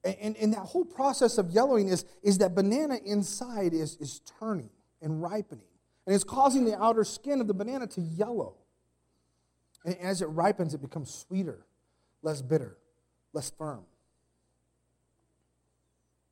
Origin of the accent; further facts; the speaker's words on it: Arizona, United States; I come from Arizona